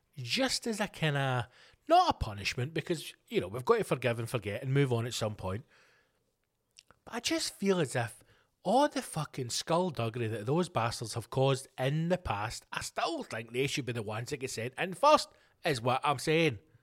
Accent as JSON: {"language": "English", "region": "Scotland", "country": "United Kingdom"}